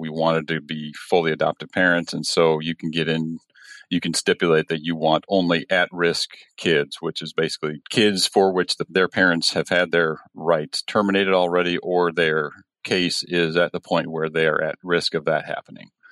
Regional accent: Illinois, United States; I'm from Illinois, born and raised here for the most part, moved around a few different places.

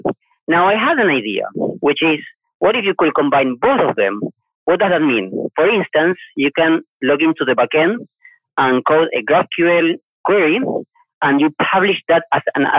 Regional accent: Argentina; moved away as an adult; also born or lived in Asia; now in Malaysia; I'm from Argentina myself

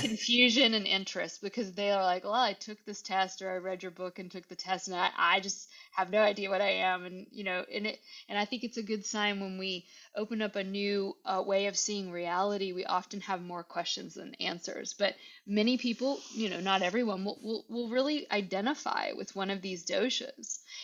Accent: Virginia, United States; I'm from Virginia. I I like to use what I can that's around here and that my ancestors had

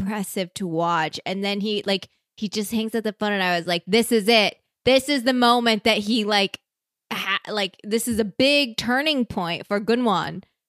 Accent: Iowa, United States; I'm from Iowa

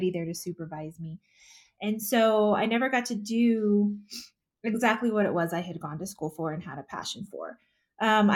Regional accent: north of the Houston area, Texas, United States; moved away as an adult; now in Colorado Springs, United States; I grew up in Texas, just north of the Houston area.

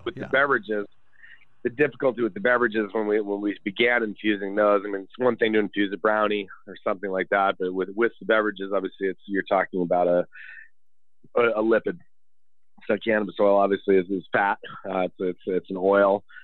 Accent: Boulder, Colorado, United States; being born and raised in Boulder

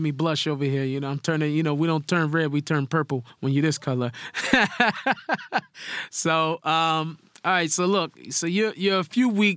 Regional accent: Seattle, Washington, United States; moved away as an adult; now in Israel; I was born in Seattle to hip-hop parents

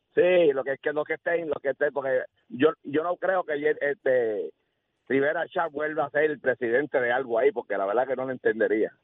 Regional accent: Bayamón, Puerto Rico; Yo soy acá de Bayamón

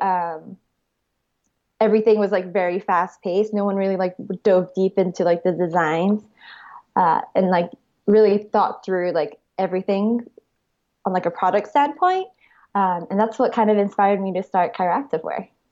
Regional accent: Honolulu, Hawaii, United States; moved away as an adult; also born or lived in Arizona / Santa Monica, California; now in Los Angeles, United States; I grew up in Hawaii and, uh, went to college at Arizona State University

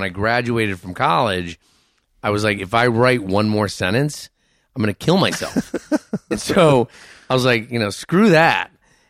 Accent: Cleveland, Ohio, United States; born there; I was born in Cleveland.

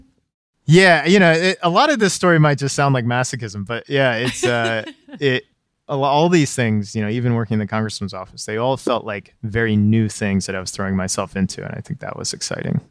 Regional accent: Pikeville, Kentucky, United States; Pikeville it was a town of 6,000. It's in this hamlet, you know, cut in between the mountains, right near the border of West Virginia.

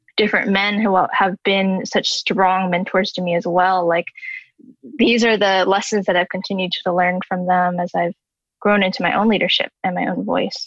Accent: Southern California, United States; West Coast born Taiwanese person in Southern California

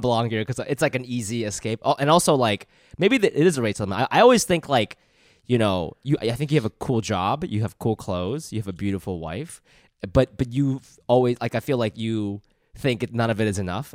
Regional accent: Ohio, United States; moved away as an adult; I grew up in Ohio

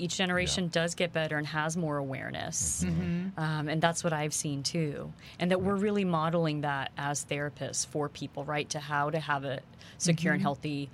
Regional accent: New Jersey, United States; moved away as an adult; also born or lived in Queens, New York; now in Houston, United States; I was born in Queens, New York, grew up in New Jersey, have strong Indian roots.

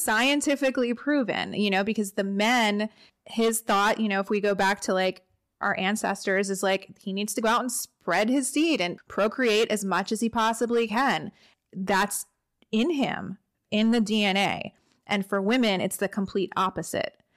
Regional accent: New Jersey, United States; born or raised there; now in Orange County, United States

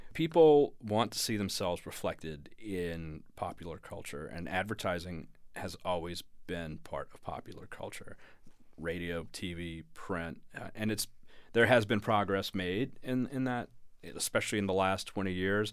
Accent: Louisiana, United States; moved away as an adult; also born or lived in New York; I'm from Louisiana. I'm a Saints fan

